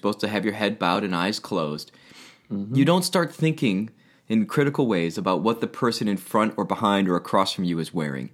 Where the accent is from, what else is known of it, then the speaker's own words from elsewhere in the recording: Albany, United States; now in Rhode Island, United States; growing up in Albany